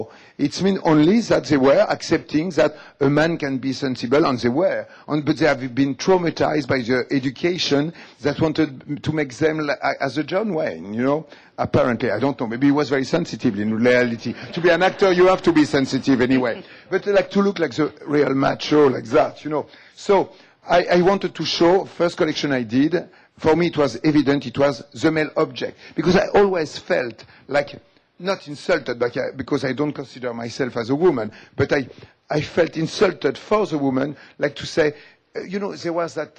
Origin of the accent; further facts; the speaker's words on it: Algeria; English is a second language; So what I say, I come also from Algeria and I am like you, you know.